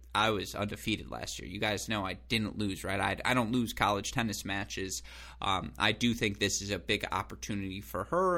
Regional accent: West Bloomfield, Michigan, United States; from my hometown, Go Sports Club West Bloomfield

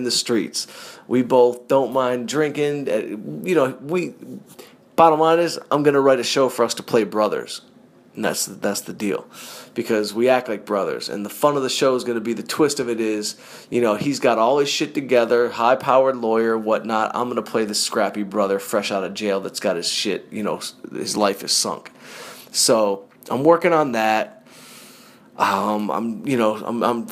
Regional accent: Detroit, Michigan, United States; I'm from Detroit and my dad was blue collar and I grew up shoveling scrap metal in the summertime on a dump truck

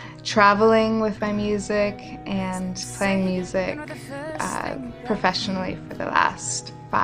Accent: Chelan, Washington, United States; now in Seattle, United States; I'm from Chelan, Washington, but I currently live in Seattle, Washington.

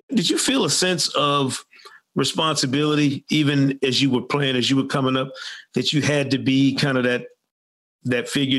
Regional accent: Michigan, United States; growing up in Michigan

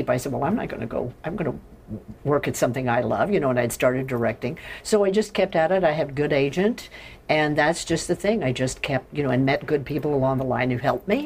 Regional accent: Carthage, Indiana, United States; I'm from Indiana.

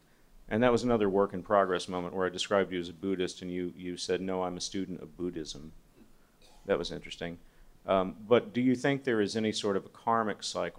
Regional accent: Texas, United States; I'm from Texas

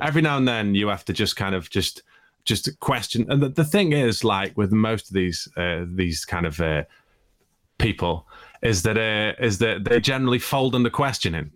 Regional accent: Stoke-on-Trent, West Midlands, United Kingdom; moved away; also born or lived in Russia; I'm from Stoke

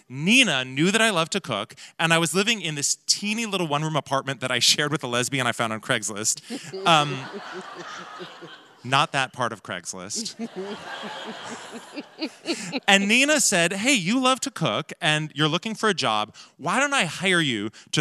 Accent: Portland, Oregon, United States; moved away; those skills of walking between worlds are something that I picked up in Portland

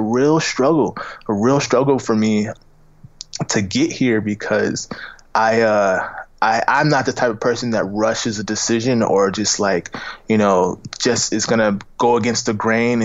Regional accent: Tampa, Florida, United States; now in Los Angeles, United States; I'm from Tampa, Florida, and we're nowhere near

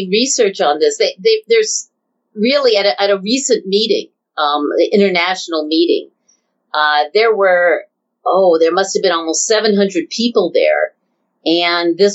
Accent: Southern California, United States; When I was growing up in Southern California

